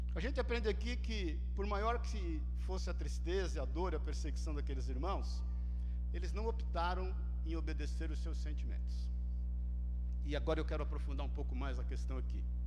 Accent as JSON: {"language": "Portuguese", "country": "Brazil", "said": "Nós somos brasileiros"}